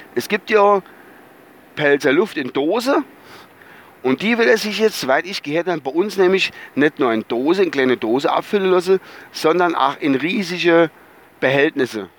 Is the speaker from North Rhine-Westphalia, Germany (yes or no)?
no; Rhineland-Palatinate, Germany; bei uns so in der Palz